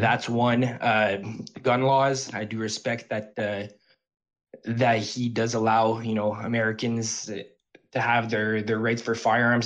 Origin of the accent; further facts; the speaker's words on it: Canada; I'm actually from Canada